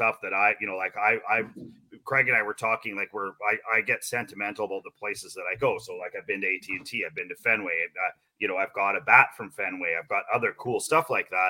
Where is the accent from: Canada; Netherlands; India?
Canada; being Canadian, you know, obviously we had a little bit more hockey cards in our youth than we did baseball cards